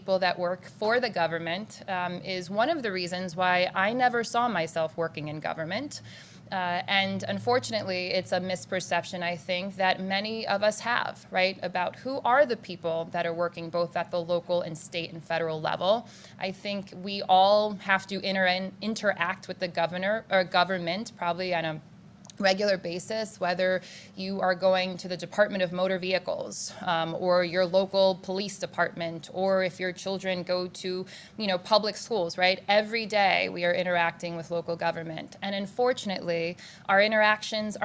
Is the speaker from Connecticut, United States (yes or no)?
yes; Hartford, Connecticut, United States; also born or lived in Syracuse, New York / New York City; growing up in Hartford